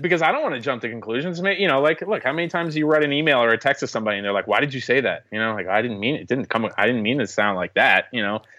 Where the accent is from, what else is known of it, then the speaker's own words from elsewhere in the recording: New York, United States; being a New Yorker